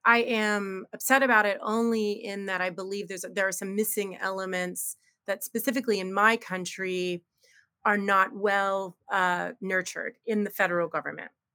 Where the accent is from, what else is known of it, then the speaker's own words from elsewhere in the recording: United States; I'm very American